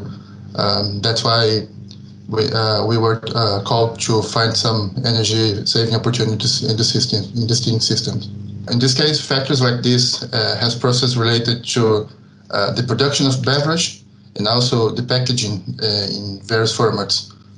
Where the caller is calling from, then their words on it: Santiago, Santiago Metropolitan Region, Chile; So I'm talking now from Santiago, Chile, and this is where I'm currently living.